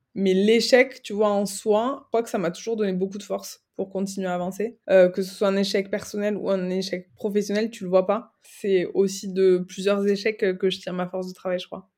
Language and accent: French; Aveyron, Occitania, France; moved away as an adult; also born or lived in Toulouse / Dublin / Barcelona; now in Paris, France; je suis originaire du sud euh, de la France, de l'Aveyron, entre Toulouse et Montpellier